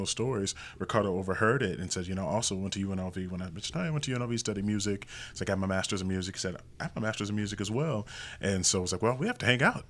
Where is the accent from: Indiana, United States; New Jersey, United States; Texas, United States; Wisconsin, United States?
Indiana, United States; Indianapolis; now in Las Vegas, United States; I'm originally from Indianapolis, Indiana, and I grew up in, I would say, a classic family